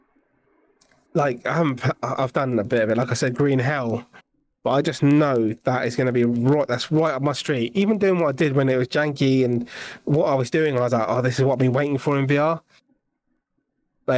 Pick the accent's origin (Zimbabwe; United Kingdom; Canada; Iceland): United Kingdom; England; we're from England